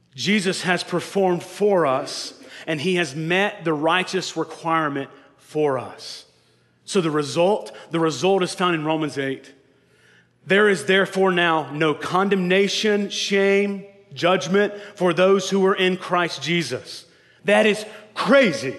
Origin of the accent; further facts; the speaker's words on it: North Carolina, United States; the last Mohicans was filmed in my hometown.